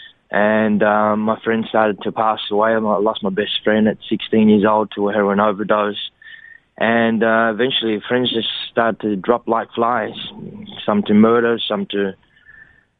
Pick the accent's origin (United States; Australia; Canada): Australia; Cabramatta, New South Wales; growing up in Cabramatta